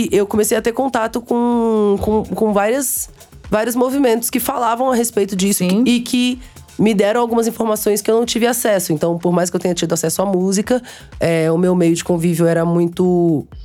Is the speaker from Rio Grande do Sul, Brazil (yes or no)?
no; Minas Gerais, Brazil; born there; also born or lived in Aracaju; Mas eu fui grande para Aracaju. É, meus pa... Eu nasci em Minas, mas meus pais, eles viveram durante minha vida inteira fazendo missões.